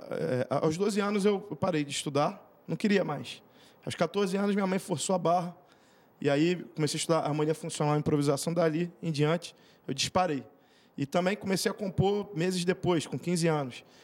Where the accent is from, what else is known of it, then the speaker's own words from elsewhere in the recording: Brazil; born there; Eu vou dizer que vem de berço porque eu nasci no Brasil, né?